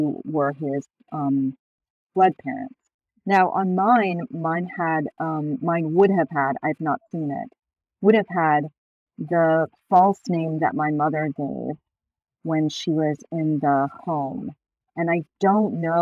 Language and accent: English; Buffalo, New York, United States; I was born in Buffalo, which is over on the west side of the state